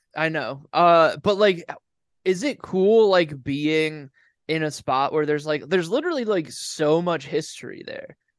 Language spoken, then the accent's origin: English; Ohio, United States; moved away